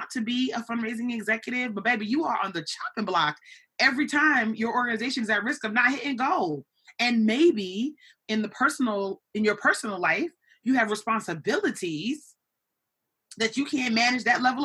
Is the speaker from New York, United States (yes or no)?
yes; New York City, New York, United States; I grew up in New York City